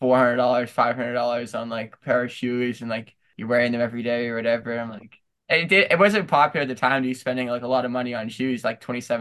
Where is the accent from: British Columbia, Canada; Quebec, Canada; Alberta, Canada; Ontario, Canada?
Ontario, Canada; Kitchener; born or raised there